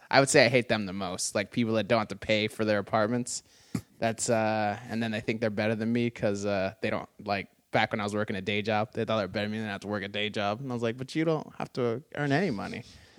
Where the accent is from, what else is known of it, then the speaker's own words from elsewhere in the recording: Phoenix, Arizona, United States; I'm from the white suburbs of Phoenix.